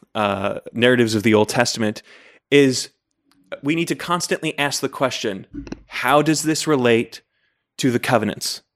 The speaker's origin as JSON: {"language": "English", "town": "Layton", "region": "Utah", "country": "United States", "tie": "born or raised there", "also_born_or_lived": "Fairfax, Virginia", "said": "when I was nine months old, we moved to Layton, Utah"}